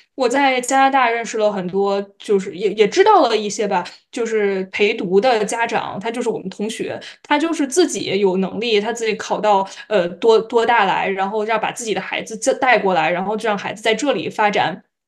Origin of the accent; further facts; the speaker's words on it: China; 我们像中国这样的发展中国家